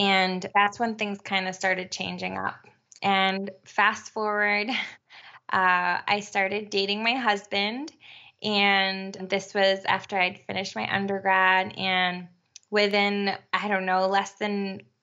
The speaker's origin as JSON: {"language": "English", "region": "Connecticut", "country": "United States", "tie": "born or raised there", "also_born_or_lived": "New York", "moved": "yes", "lives_now": "Puerto Rico", "said": "And we moved to Connecticut when I was about, I don't know, 7 or 8 years old. And I grew up in Connecticut"}